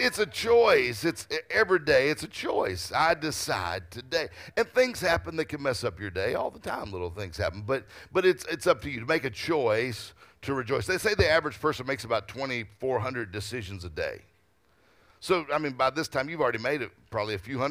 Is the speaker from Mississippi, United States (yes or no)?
yes; Mississippi, United States; I'm from Mississippi